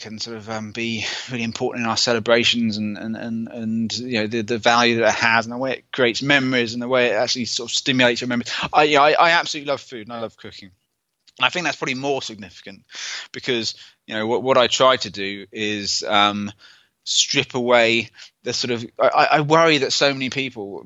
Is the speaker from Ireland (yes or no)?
no; United Kingdom; I'm British